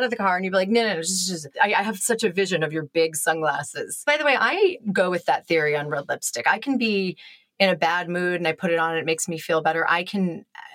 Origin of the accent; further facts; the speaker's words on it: outside of Boston, Massachusetts, United States; I grew up outside of Boston